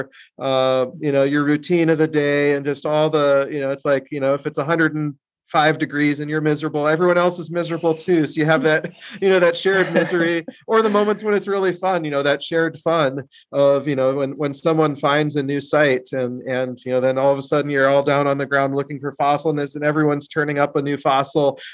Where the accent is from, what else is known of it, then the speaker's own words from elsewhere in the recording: South Dakota, United States; I grew up in South Dakota